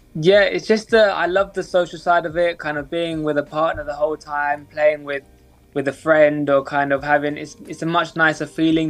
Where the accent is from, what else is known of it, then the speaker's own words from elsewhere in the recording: London, United Kingdom; I'm 23 years old. I'm from London.